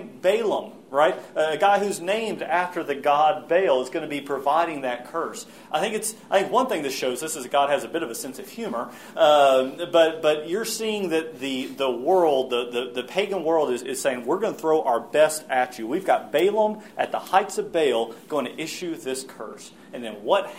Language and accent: English; United States; especially as American and especially as men